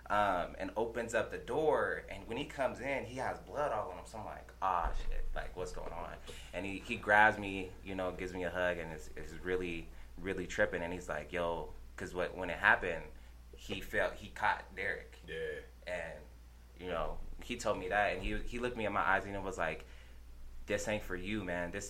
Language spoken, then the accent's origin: English; Denver, Colorado, United States; I grew up in Montbello. Shout out to Montbello. Shout out everybody out there. Grew up in Montbello.